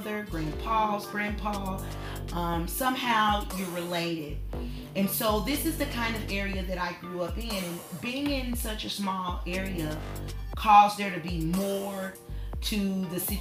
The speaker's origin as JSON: {"language": "English", "town": "Newport", "region": "Arkansas", "country": "United States", "tie": "born or raised there", "said": "growing up in Newport, Arkansas, I grew up with three other siblings"}